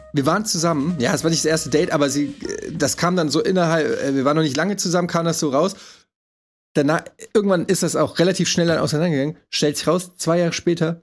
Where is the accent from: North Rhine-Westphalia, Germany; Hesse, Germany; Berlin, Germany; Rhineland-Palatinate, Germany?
Hesse, Germany; Frankfurt; ich komme ja aus Frankfurt, ich bin ja quasi mit Heroin aufgewachsen